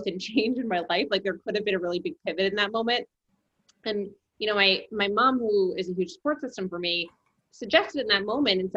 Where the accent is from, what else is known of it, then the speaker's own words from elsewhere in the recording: New Jersey, United States; moved away as an adult; also born or lived in New York; I am from New Jersey and I spent most of my adult life in New York.